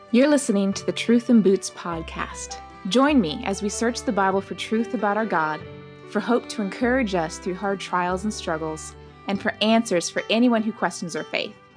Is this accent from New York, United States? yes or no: no; Oregon, United States; I grew up in Oregon